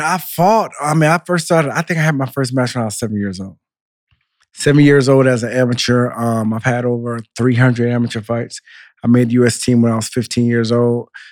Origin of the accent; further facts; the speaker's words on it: Central Florida, United States; also born or lived in Miami; I was born in Miami, raised in Central Florida. My parents are from Haiti